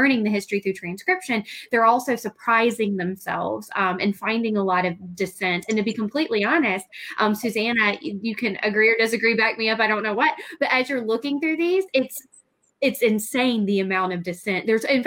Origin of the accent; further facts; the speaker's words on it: Mississippi, United States; I was born and raised in Mississippi. I only lived outside of the state for about 6 years, and that was to get a PhD